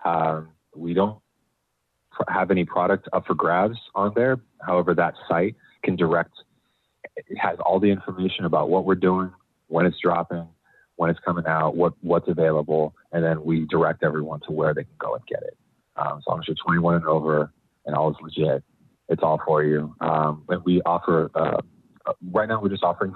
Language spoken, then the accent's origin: English; Bay Area, California, United States; growing up in the Bay Area